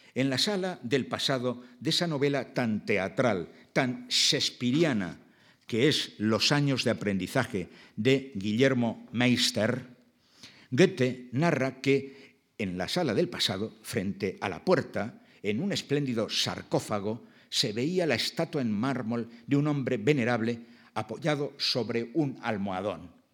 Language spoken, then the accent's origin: Spanish; Basque Country, Spain; mi País Vasco